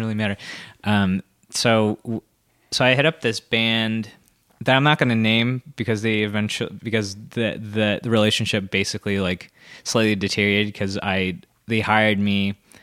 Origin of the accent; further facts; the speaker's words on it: Santa Barbara, California, United States; moved away as an adult; now in Los Angeles, United States; Santa Barbara originally, but I've actually lived in, uh, Los Angeles, like, for ten and a half years